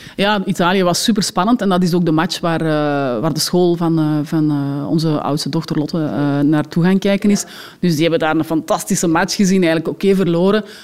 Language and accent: Dutch; Belgium